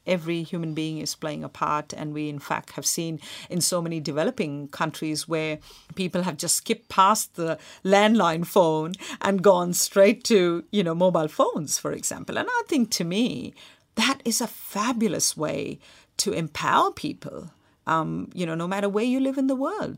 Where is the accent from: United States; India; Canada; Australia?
India; Mumbai, Maharashtra; when I was a kid growing up in Mumbai